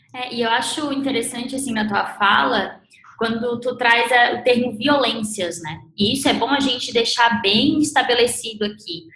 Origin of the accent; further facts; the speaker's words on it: Santa Catarina, Brazil; Eu sou de Santa Catarina